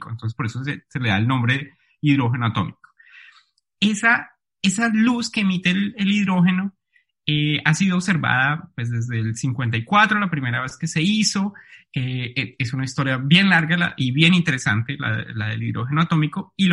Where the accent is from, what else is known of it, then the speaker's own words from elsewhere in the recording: Bogotá, Colombia; Sí, exactamente, Jorge. Yo soy bogotano. nací y crecí allí. Soy físico de la Universidad de los Andes